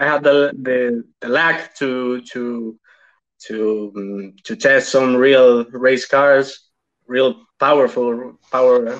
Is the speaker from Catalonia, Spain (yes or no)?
no; Almería, Andalusia, Spain; I'm from Almeria. It's a city from the southeast of Spain.